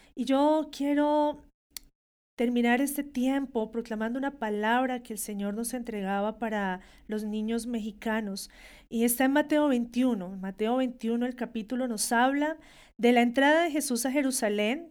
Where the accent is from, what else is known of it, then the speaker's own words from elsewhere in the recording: Colombia; como una hija de Dios que nació en Colombia